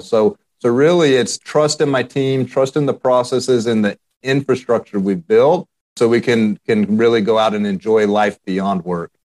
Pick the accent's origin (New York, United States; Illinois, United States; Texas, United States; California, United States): Texas, United States; Central; I grew up in Central Texas